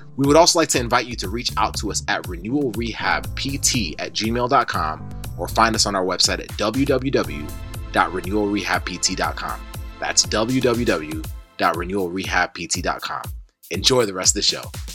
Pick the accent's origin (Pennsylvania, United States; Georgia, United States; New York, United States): New York, United States; moved away as an adult; also born or lived in New Hampshire / Massachusetts; now in St. Petersburg, United States; I grew up in New York